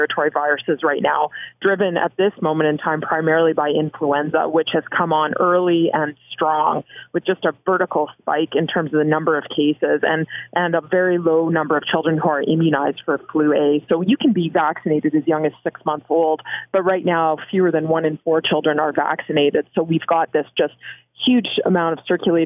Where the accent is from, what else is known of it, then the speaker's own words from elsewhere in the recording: Canada; as a Canadian